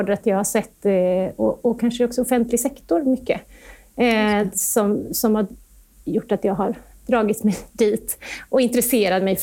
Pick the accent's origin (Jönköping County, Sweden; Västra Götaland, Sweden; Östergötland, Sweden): Västra Götaland, Sweden; Gothenburg; i Göteborg. Där finns mm. jag allt som oftast, eller i alla fall nu i dessa tider. Ja, så så är det så. Det är min hemort.